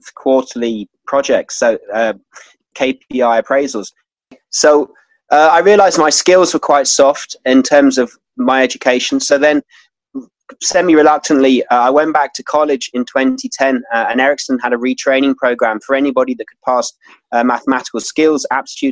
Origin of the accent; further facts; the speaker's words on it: London, United Kingdom; moved away as an adult; also born or lived in Washington, D.C. / Madrid / Central America; now in Ireland; Then I came to Ireland. So I'm actually from London.